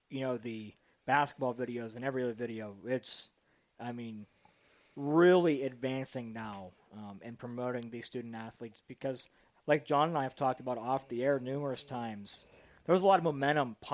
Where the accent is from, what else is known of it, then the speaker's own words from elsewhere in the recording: Youngstown, Ohio, United States; I grew up around Youngstown State. That's where I grew up